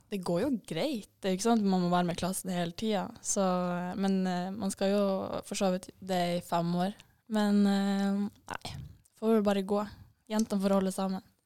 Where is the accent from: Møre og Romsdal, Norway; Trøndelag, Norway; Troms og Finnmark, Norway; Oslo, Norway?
Troms og Finnmark, Norway; Vadsø; moved away as an adult; also born or lived in Trondheim; now in Bodø, Norway; Jeg er jo fra Vadsø